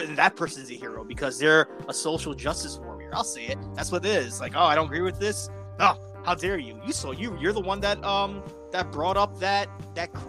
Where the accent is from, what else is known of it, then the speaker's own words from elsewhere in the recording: New York City, New York, United States; growing up in the Bronx